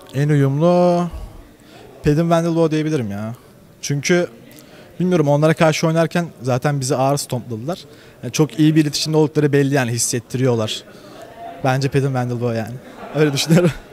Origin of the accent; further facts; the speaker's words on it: Bursa, Turkey; ben Bursalıyım